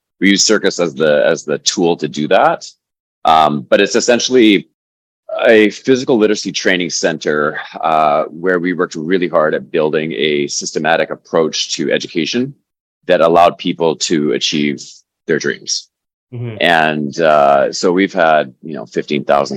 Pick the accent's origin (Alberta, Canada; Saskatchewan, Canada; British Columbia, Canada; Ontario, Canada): British Columbia, Canada; New Westminster; I grew up in New Westminster